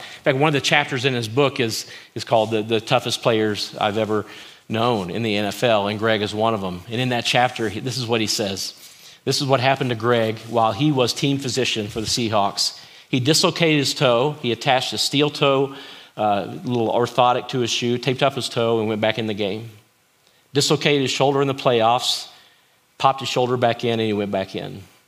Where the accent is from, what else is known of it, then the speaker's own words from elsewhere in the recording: Kentucky, United States; I grew up in Kentucky